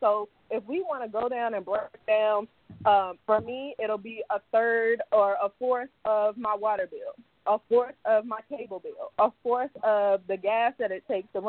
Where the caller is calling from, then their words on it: England, United Kingdom; I'm calling from England, actually.